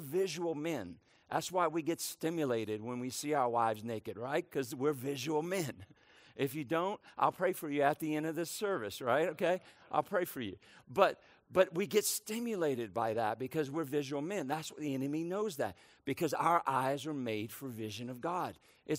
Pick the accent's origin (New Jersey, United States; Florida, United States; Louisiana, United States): Louisiana, United States; New Orleans; also born or lived in Brooklyn, New York; It's a port city, kind of like where I grew up in New Orleans, Louisiana. It's a port city where I was born in Brooklyn, New York, another port city. My dad was a seaman. He worked on the docks. So we moved from port to port.